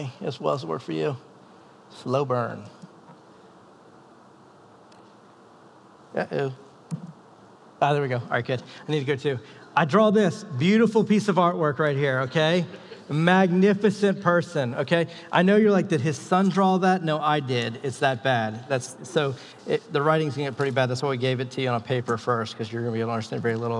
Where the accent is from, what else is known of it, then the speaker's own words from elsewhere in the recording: the South, United States; moved away; I'm from the South.